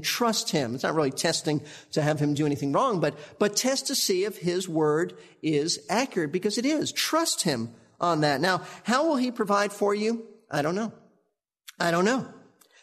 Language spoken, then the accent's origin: English; New York City, New York, United States; Karen and I grew up in New York